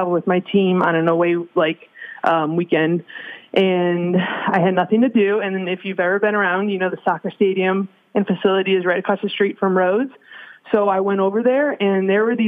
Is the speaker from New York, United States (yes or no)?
yes; Buffalo, New York, United States; moved away as an adult; I'm coming from Buffalo, New York